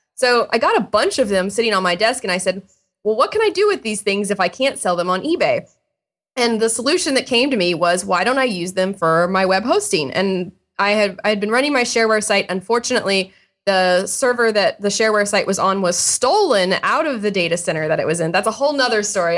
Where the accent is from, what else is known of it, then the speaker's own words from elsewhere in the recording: Indiana, United States; I grew up in Indiana, And I was in high school. I grew up in a small town